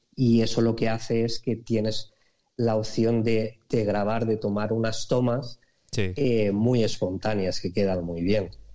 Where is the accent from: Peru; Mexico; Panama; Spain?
Spain; Alicante, Valencian Community; also born or lived in Aspe; yo soy de Alicante y vivo en un pueblo eh, muy cerquita que se llama Aspe.